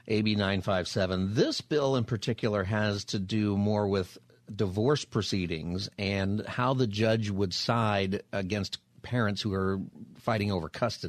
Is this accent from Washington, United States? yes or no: no; California, United States; my home state of California.